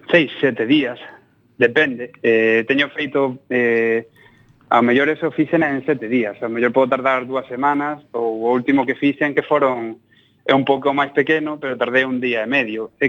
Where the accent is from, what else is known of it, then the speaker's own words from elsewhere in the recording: Almería, Andalusia, Spain; moved away; also born or lived in Granada; Eu son de Almería